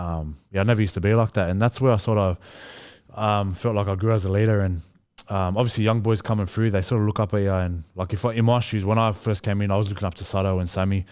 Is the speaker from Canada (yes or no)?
no; Australia; I'm Australian as well, like, my mum's Australian